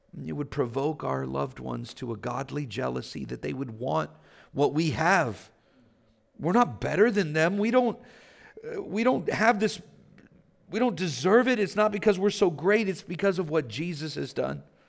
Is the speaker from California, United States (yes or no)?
yes; Vallejo, California, United States; I grew up in Vallejo. I grew up poor